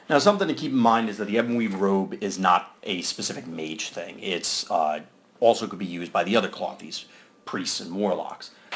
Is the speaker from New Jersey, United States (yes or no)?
yes; New Jersey, United States; I'm from Jersey.